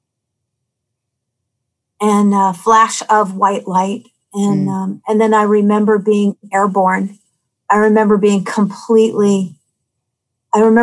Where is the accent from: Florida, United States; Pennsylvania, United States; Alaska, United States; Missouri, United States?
Alaska, United States; Anchorage; I grew up in Anchorage, and I grew up in an alcoholic home.